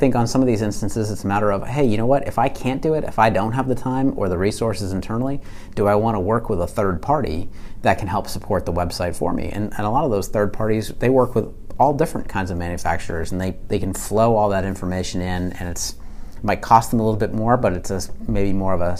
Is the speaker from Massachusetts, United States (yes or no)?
yes; Massachusetts, United States; I'm from Massachusetts.